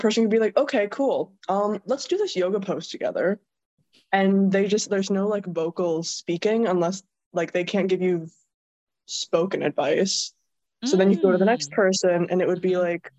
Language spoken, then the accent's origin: English; Rockford, Illinois, United States; moved away as an adult; now in Milwaukee, United States; I'm from Rockford, Illinois, so it's kind of like an equilateral triangle between like Chicago and Milwaukee